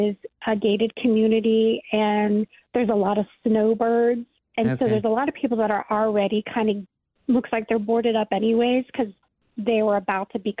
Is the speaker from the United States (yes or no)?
yes; Cincinnati, Ohio, United States; moved away as an adult; I love, love, love my hometown